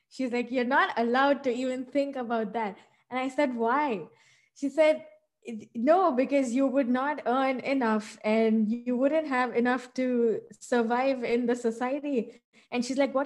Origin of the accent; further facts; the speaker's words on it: Hyderabad, Telangana, India; now in United States; I was born and brought up in India in a southern state called Telangana, and it's a city, Hyderabad